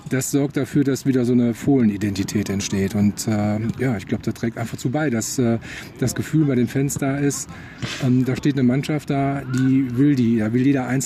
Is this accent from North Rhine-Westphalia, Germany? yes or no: yes; Mönchengladbach, North Rhine-Westphalia, Germany; born there; Ich komme ja eindeutig aus der Grashofzeit und äh, bin in Gladbach geboren.